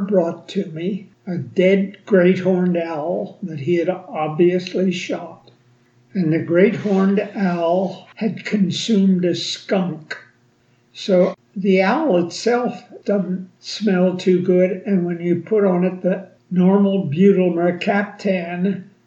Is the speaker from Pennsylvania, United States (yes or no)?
yes; Harrisburg, Pennsylvania, United States; I was born and raised in Harrisburg, Pennsylvania.